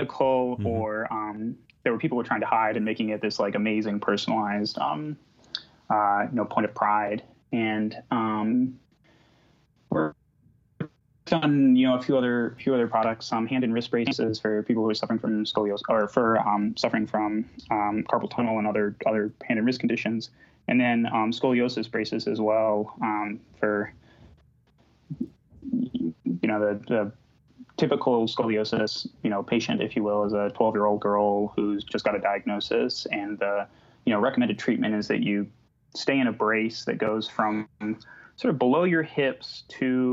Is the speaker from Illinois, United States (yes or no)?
yes; Illinois, United States; moved away; also born or lived in Texas / Bay Area; I grew up in Illinois and went to school in Texas.